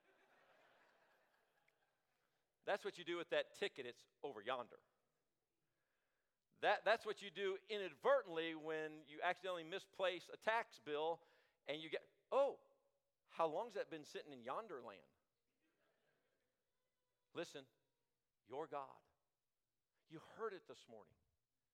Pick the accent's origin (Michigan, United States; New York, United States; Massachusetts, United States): Michigan, United States; now in Longview, United States; We lived up north. I was born in Michigan